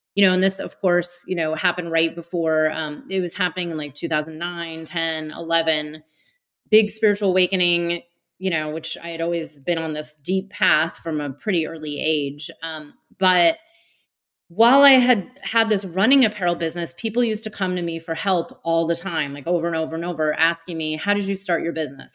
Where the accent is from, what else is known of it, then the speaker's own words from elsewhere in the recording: Bay Area outside of San Francisco, California, United States; I grew up in the Bay Area outside of San Francisco